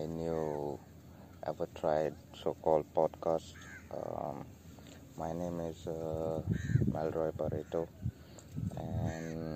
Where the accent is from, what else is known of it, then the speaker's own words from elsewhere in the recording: Goa, India; I'm from India, Goa